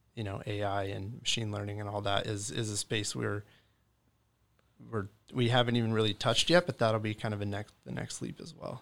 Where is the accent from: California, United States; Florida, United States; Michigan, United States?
California, United States; Pleasanton; also born or lived in Redding, California / Chico, California; I grew up in Pleasanton, California